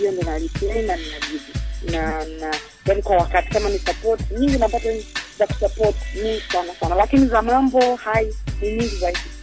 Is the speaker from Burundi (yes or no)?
no; Mbeya, Tanzania; Mbeya, Nyakyusa. Yes, nimekulia huku, nimesoma huku